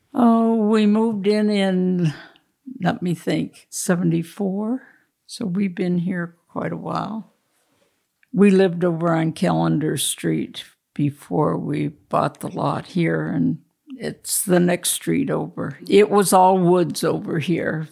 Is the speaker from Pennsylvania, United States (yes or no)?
yes; Warren, Pennsylvania, United States; moved away as an adult; also born or lived in Buffalo, New York; So when I decided to move back to Warren, I applied and I worked there